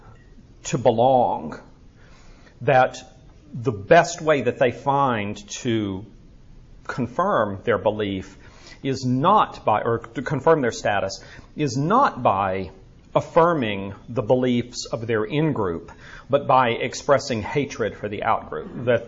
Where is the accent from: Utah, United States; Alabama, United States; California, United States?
Alabama, United States; Birmingham; moved away; It is good to be back here in my hometown.